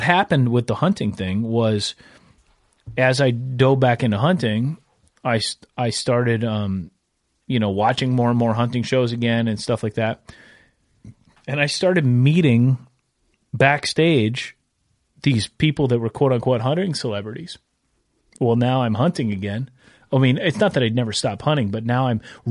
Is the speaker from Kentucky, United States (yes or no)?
no; Minnesota, United States; also born or lived in Branson; growing up in Minnesota, we didn't have turkeys